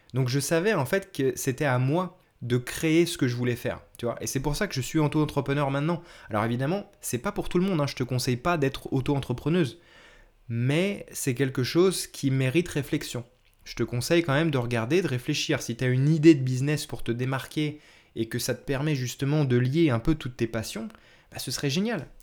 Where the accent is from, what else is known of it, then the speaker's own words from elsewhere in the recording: France; je suis français aussi